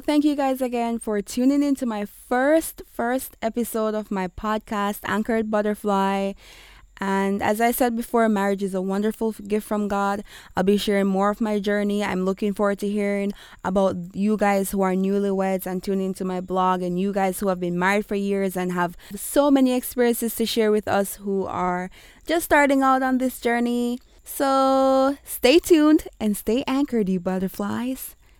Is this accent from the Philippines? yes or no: no; Kingston, Jamaica; accent: Kingstonian; I will be going with my Kingstonian accent at times